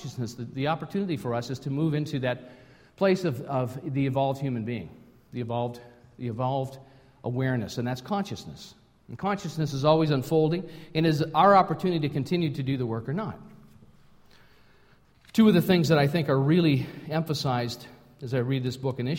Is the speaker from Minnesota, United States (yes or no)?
yes; Minnesota, United States; moved away as an adult; now in Canada; I grew up in Minnesota.